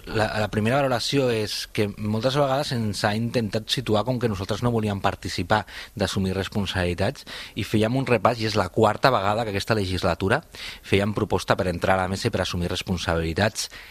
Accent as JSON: {"language": "Catalan", "town": "Cornellà de Llobregat", "region": "Catalonia", "country": "Spain", "said": "són la meva comarca, que és primer pla la empresa Siemens de Cornellà, doncs això també és realitat, molts de nosaltres hem nascut en aquesta realitat"}